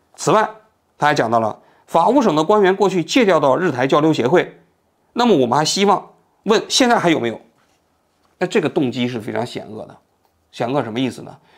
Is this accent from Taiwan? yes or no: no; China; now in Tokyo, Japan; 我们中国人